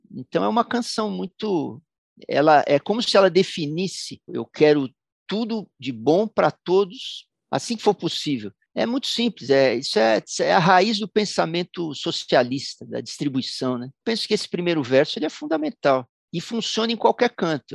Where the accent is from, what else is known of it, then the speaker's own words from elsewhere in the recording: São Paulo, Brazil; Sou paulistano